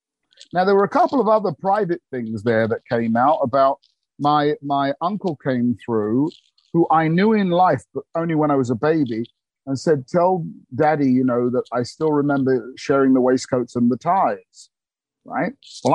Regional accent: England, United Kingdom; I remember being about four, because I was born in August 21, in England, I had to go the year behind me, so everybody was older than me in the school, because I'm an August baby.

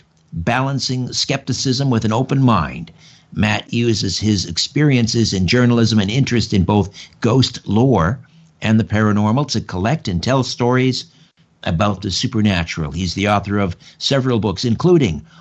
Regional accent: Brantford, Ontario, Canada; grew up in Brantford, just a couple miles from the old TH&B Railroad

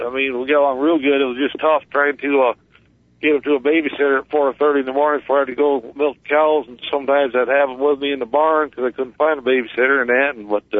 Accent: Watertown, New York, United States; I was born in Watertown, New York, 1963.

